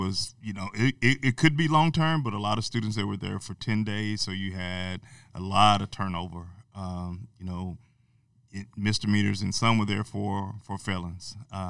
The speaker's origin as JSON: {"language": "English", "town": "Amarillo", "region": "Texas", "country": "United States", "said": "I'm originally from Amarillo, Texas."}